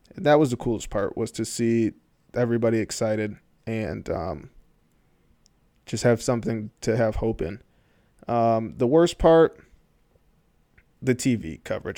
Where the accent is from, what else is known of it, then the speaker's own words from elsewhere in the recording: Michigan, United States; I grew up close to the organization 'cause I'm from Michigan